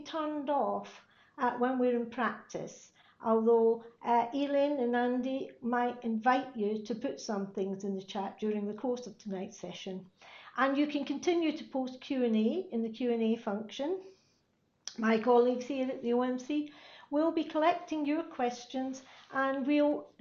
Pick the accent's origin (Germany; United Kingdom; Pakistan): United Kingdom; Glasgow, Scotland; Glasgow in Scotland, my hometown